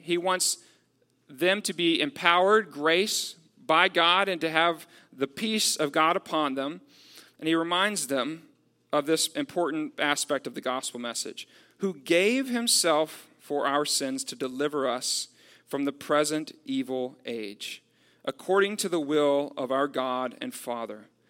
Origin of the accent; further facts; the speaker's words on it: Texas, United States; I'm from Texas. Uh, so, like, growing up, I know, like, how Texans are with the, the concept of freedom.